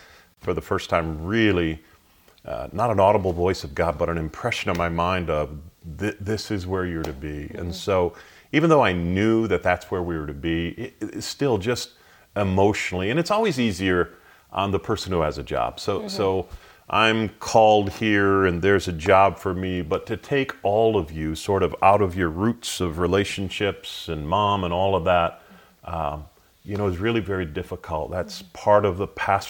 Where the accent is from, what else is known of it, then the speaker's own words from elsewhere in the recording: Michigan, United States; moved away as an adult; also born or lived in Chicago area, Illinois; now in Sioux City, United States; I'm from Michigan